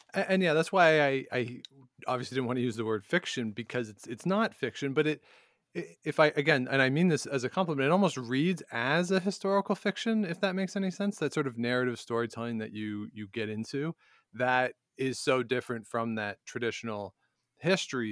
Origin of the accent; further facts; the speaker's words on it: Canada; now in Ottawa, Canada; I'm here in Ottawa, I'm a Canadian